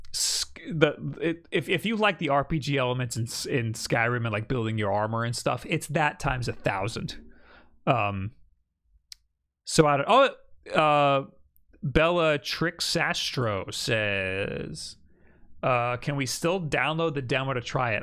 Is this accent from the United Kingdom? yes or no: no; Mexico; I'm from Mexico